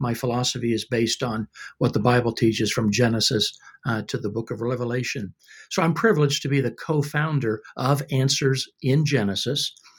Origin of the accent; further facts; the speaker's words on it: Australia; born there; I was born in Australia. I've lost my accent, though. I used to sound like Ken Ham.